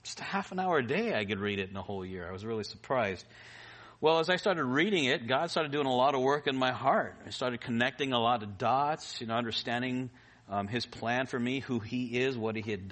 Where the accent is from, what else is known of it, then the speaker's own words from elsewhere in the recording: Los Angeles, California, United States; moved away as an adult; also born or lived in Philippines; I was born in Kaiser Hospital Panorama, not too far from here. And I grew up in the valley